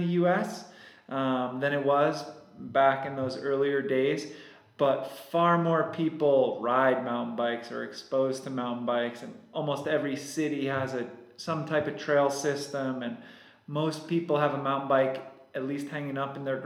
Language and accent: English; Hudson Valley, New York, United States; moved away; And I grew up in New York and started riding bikes back in New York.